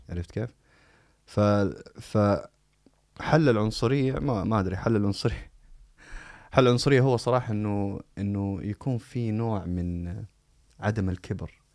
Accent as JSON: {"language": "Arabic", "country": "Saudi Arabia", "tie": "born or raised there", "also_born_or_lived": "United States", "accent": "Saudi", "moved": "yes", "said": "انا انسان مولود في السعوديه بمعنى انه هذه هذه لهجتي"}